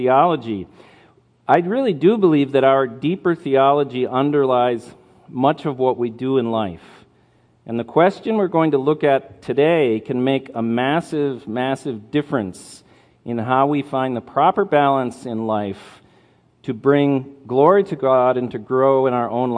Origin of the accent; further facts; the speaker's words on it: Marquette, Michigan, United States; moved away as an adult; now in Kenya; I grew up here in Marquette, went to school in Marquette, and then have been for the last 21 years in Kenya, East Africa